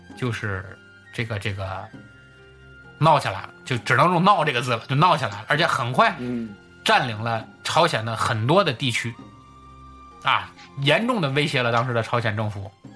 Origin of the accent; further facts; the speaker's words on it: Tianjin, China; 咱老家天津